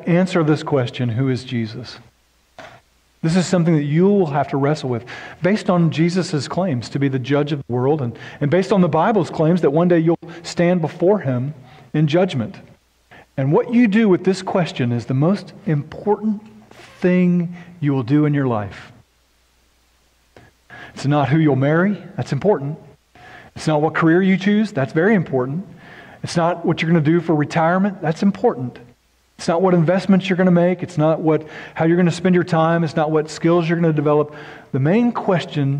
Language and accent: English; Noble, Oklahoma, United States; also born or lived in Norman, Oklahoma; The little town I grew up in Oklahoma was kind of a trashy town